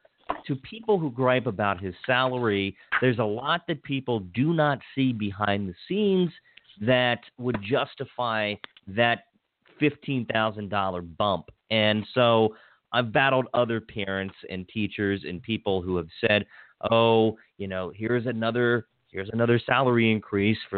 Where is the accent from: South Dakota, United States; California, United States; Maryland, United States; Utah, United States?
Maryland, United States; Washington County; where I grew up in Washington County